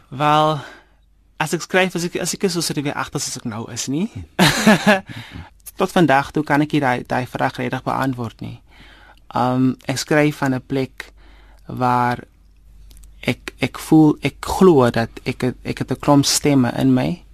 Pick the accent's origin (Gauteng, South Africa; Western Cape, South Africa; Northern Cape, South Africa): Northern Cape, South Africa; Karkams; moved away; also born or lived in Vredendaal; ek is oorspronklik van Karkams. Ehm um, dit is waar ek groot geword het, dit is waar ek skool gegaan het.